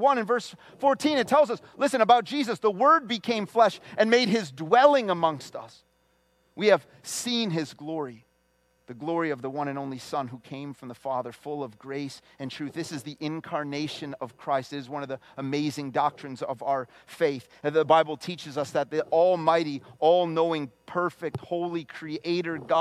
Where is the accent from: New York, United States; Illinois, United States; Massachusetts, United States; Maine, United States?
Illinois, United States; the Chicago area; from the Chicago area.